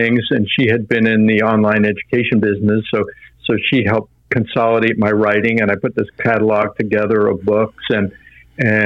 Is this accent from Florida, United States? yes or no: no; Long Island, New York, United States; I was born on Long Island